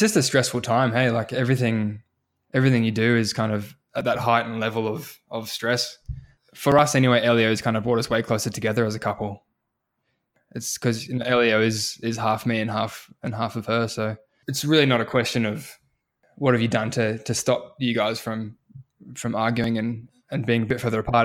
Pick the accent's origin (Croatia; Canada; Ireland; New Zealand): New Zealand; now in Australia; I was born in New Zealand